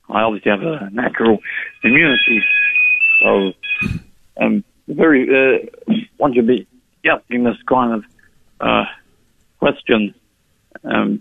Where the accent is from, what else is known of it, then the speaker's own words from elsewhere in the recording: Melbourne, Victoria, Australia; moved away; my hometown, Melbourne, Australia